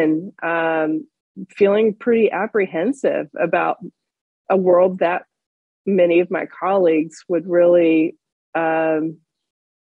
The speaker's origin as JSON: {"language": "English", "region": "Florida", "country": "United States", "tie": "born or raised there", "also_born_or_lived": "western United States", "moved": "as an adult", "said": "Growing up in Florida, and then being out west in the wide open spaces near where you are right now in Utah"}